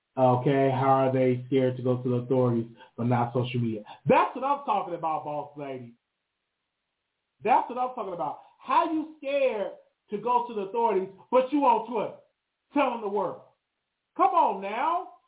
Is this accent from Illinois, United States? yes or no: yes; Chicago, Illinois, United States; And I'm from Chicago.